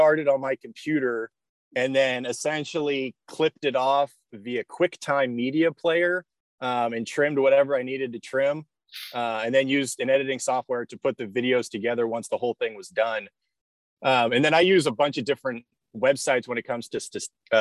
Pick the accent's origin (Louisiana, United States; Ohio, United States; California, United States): California, United States; San Jose; I grew up in the Bay Area. I went to high school in San Jose at Bellarmine College Prep